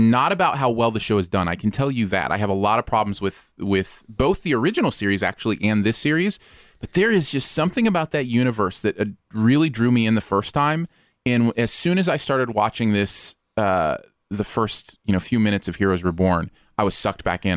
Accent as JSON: {"language": "English", "region": "Michigan", "country": "United States", "tie": "born or raised there", "said": "I grew up in Michigan with water, like, all around"}